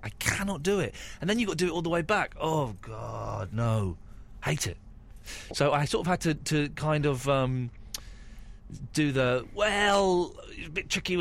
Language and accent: English; England, United Kingdom; I'm English